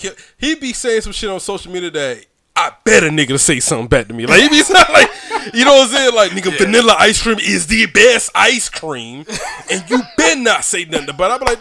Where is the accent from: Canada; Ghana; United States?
United States; Brunswick, Georgia; moved away as an adult; We grew up together in Brunswick, Georgia.